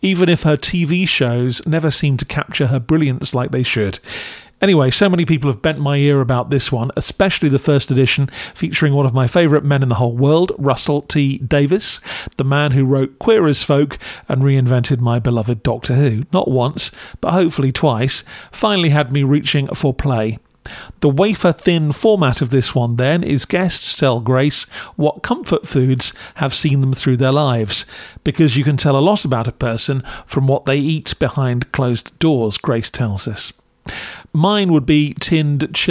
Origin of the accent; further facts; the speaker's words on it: United Kingdom; As a Brit